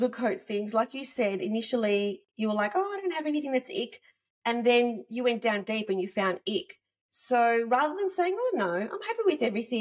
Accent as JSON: {"language": "English", "country": "Australia", "said": "I'm from Australia"}